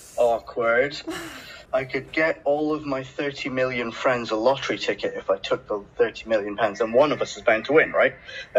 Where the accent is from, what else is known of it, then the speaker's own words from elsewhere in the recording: Scotland, United Kingdom; moved away as an adult; also born or lived in India / Edinburgh; now in London, United Kingdom; I'm an Indian kid who was born there. I moved to Scotland when I was very young.